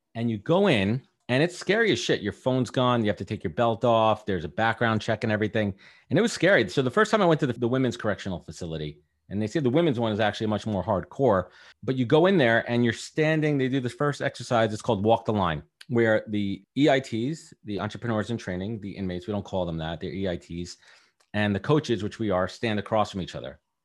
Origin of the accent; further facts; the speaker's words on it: New York City, New York, United States; also born or lived in Long Island / Manhattan / Buffalo; born in Brooklyn, Sheepshead Bay